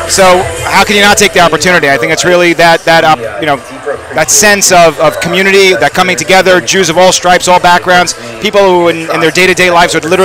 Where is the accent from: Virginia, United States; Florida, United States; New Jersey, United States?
New Jersey, United States; Teaneck; I'm from Teaneck